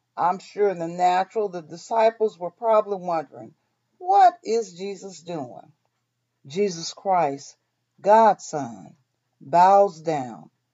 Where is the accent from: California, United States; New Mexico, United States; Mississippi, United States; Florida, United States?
Mississippi, United States; born or raised there; moved away